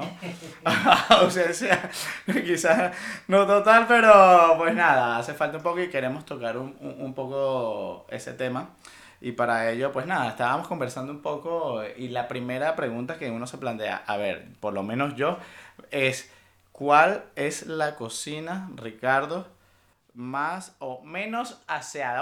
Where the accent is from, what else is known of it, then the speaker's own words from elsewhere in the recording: Venezuela; moved away; also born or lived in Panama; aquí somos tres venezolanos y nos ha tocado cada uno migrar.